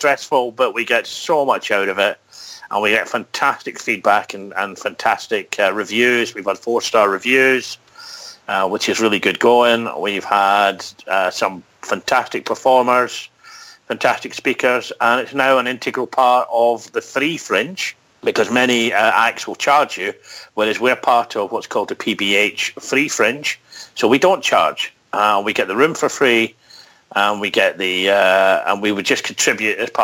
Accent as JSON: {"language": "English", "town": "Edinburgh", "region": "Scotland", "country": "United Kingdom", "tie": "born or raised there", "also_born_or_lived": "London", "moved": "as an adult", "said": "I was born and raised in Edinburgh, although I lived in London for about 20 years. Moved back to Scotland about 15 years ago"}